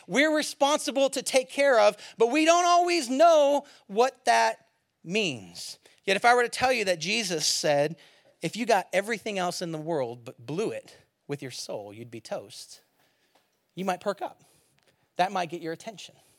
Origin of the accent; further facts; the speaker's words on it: San Francisco Bay Area, California, United States; also born or lived in Eugene, Oregon / Springfield, Oregon; now in south of Seattle, United States; I'm from the Bay Area originally, San Francisco area